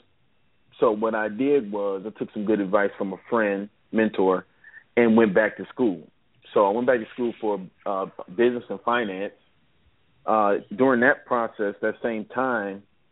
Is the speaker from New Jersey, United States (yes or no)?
no; Cleveland, Ohio, United States; I'm from Cleveland, Ohio, born and raised